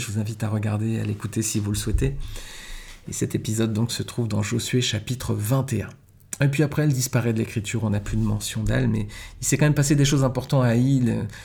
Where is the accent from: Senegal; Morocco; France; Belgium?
France; chez nous en France